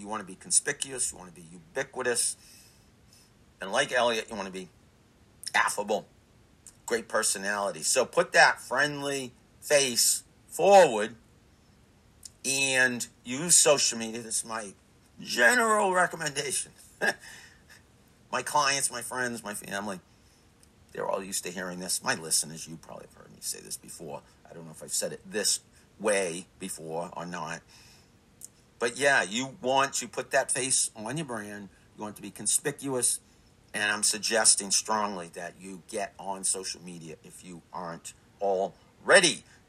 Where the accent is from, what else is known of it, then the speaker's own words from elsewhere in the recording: Franklin, Massachusetts, United States; the ridiculously awesome town of Franklin, town in which I grew up. My hometown, love Franklin.